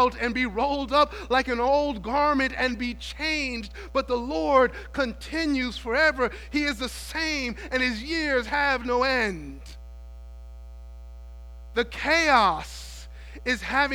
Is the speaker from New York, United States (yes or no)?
yes; New York City, New York, United States; When I was young, growing up in New York City